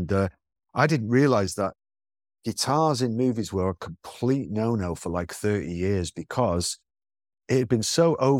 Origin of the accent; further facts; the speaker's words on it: England, United Kingdom; growing up in England in the 60s and 70s, James Bond is an institution